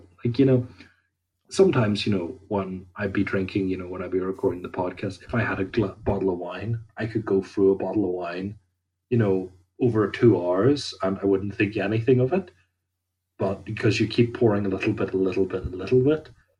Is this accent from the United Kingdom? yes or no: yes; Northern Ireland, United Kingdom; like, I'm from Ireland, so it's kind of like anywhere that I would be drinking, it wouldn't be preposterous to get a taxi back.